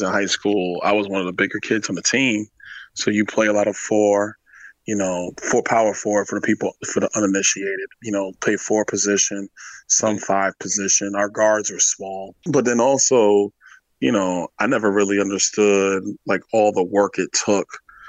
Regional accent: New York City, New York, United States; moved away as an adult; also born or lived in Tallahassee, Florida; now in Florida, United States; I grew up in Crown Heights

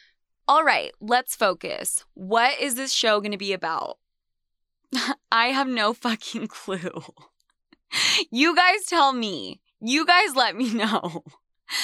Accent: Salt Lake City, Utah, United States; also born or lived in New York City; I am back in my hometown, Salt Lake City, Utah. I fled New York when everything went to shit

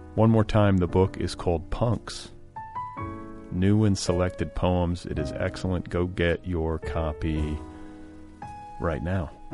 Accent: Milwaukee, Wisconsin, United States; also born or lived in Indianapolis, Indiana; I was born in Milwaukee, but divided my childhood between Milwaukee and Indianapolis.

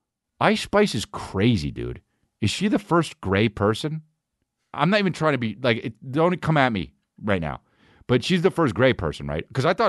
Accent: Boston, Massachusetts, United States; Ah, you know, I'm from Boston. Boston guys always want to tell you they're from Boston, you know?

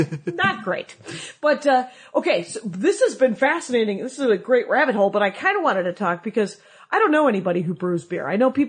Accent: South Milwaukee, Wisconsin, United States; moved away; whenever I go back to my hometown, which I love South Milwaukee, Wisconsin.

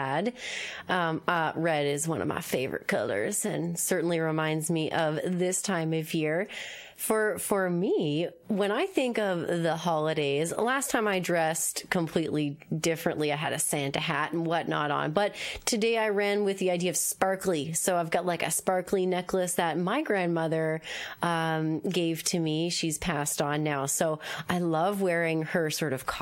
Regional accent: Moncton, New Brunswick, Canada; now in Halifax, Canada; I'm from New Brunswick. I'm from Moncton.

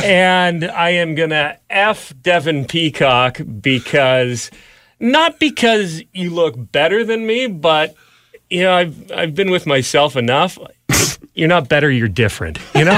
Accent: California, United States; I'm from California, man.

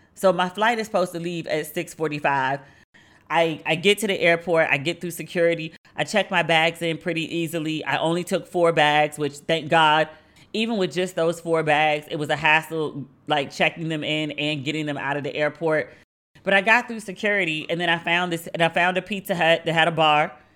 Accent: Maryland, United States; moved away as an adult; now in Accra, Ghana; I am from Maryland. We are, like, we are known for our seafood

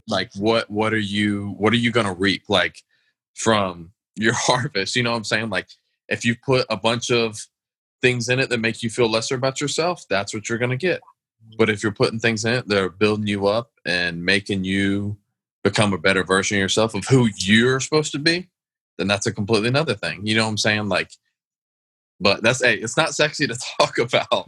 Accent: Atlanta, Georgia, United States; I was brought up in a southern home. Like I grew up in Atlanta

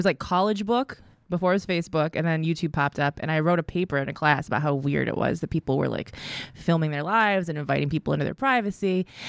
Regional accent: Midwest, United States; I'm from the Midwest, so it's probably somewhere in there.

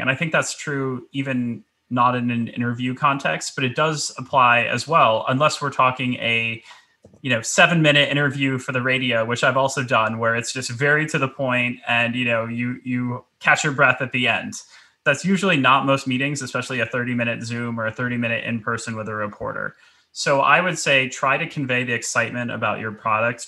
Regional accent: New York City, New York, United States; as a New Yorker

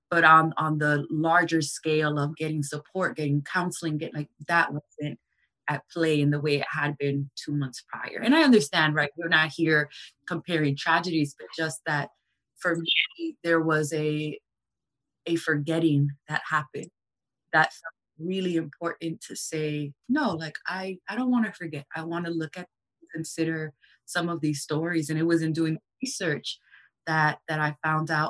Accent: New York City, New York, United States; And so, as a New Yorker, I had very stark kind of representations of how mass tragedies could be handled

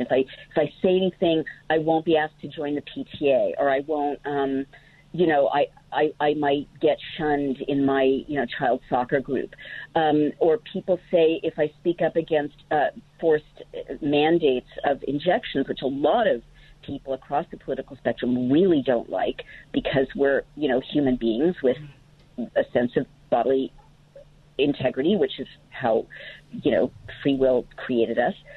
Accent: California, United States; California, where I grew up

